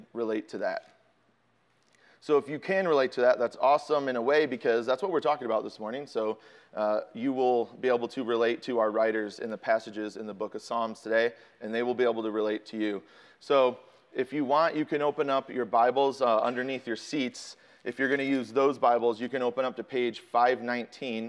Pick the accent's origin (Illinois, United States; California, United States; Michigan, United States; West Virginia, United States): Illinois, United States; Chicago; I'm from Chicago